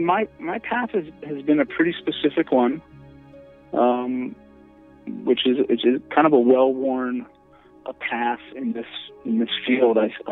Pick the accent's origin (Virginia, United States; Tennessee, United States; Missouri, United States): Virginia, United States; moved away as an adult; also born or lived in New York City; now in Los Angeles, United States; Well, I grew up in Virginia. And then I moved to New York City to go to NYU, and I was there for many years.